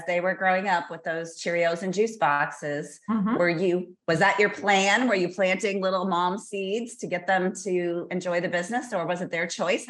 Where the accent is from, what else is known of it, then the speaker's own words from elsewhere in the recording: Cuba City, Wisconsin, United States; moved away as an adult; I grew up in Cuba City, Wisconsin. So opposite end of the state down south, almost to the Iowa border.